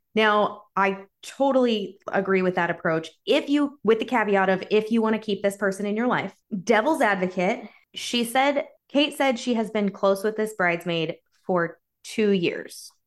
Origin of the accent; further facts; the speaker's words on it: United States; I'm American.